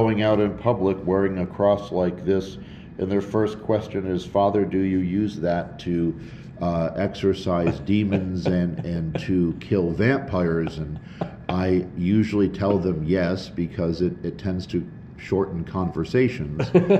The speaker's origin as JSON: {"language": "English", "town": "Schenectady", "region": "New York", "country": "United States", "moved": "yes", "lives_now": "Lubbock, United States", "said": "as we've been here in Lubbock now for a while. I'm originally from Schenectady, New York"}